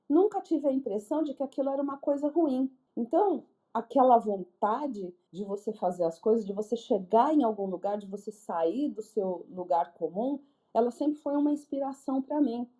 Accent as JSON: {"language": "Portuguese", "region": "São Paulo", "country": "Brazil", "tie": "born or raised there", "said": "eu nasci na ZL."}